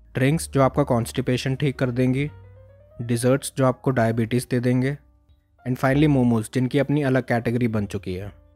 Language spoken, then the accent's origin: Hindi; North India, India; मैं north India से belong करता हूँ